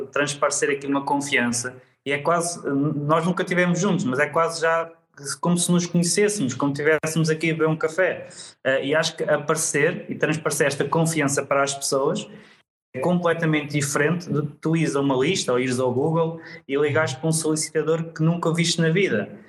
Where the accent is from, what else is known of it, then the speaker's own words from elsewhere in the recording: Leiria, Leiria District, Portugal; Ou seja, se calhar já há pessoas que nos acompanham que não sabiam, não sabiam que, que éramos de Leiria.